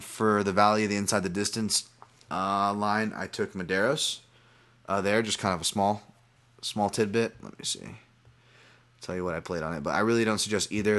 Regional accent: Hawaii, United States; I'm Hawaiian.

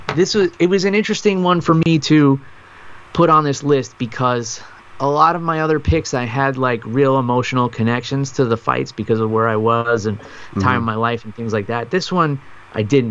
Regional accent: New York, United States; moved away; my hometown in New York

